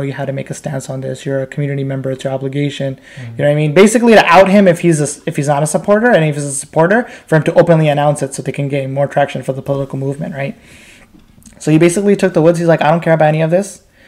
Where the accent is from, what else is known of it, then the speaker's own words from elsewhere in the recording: Pakistan; I'm like, no, I'm Pakistani, just speak Bangla.